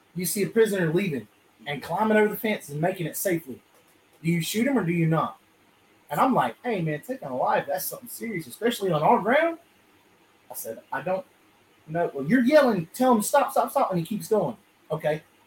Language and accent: English; South Georgia, United States; where we are down here in South Georgia, now where I'm from, I'm from, uh, I'm I'm from Edwards County